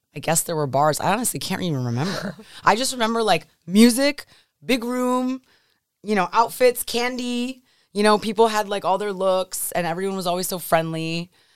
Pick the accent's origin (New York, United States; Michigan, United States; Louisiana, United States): New York, United States; Buffalo; also born or lived in São Paulo, Brazil; I grew up in Buffalo